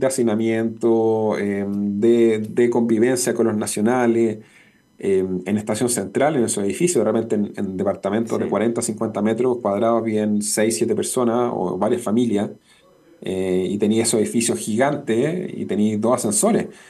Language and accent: Spanish; Chile